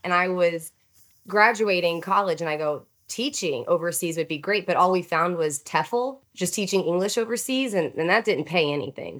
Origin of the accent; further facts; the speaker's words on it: Houston, Texas, United States; I am native born Texan, and I grew up in the Houston area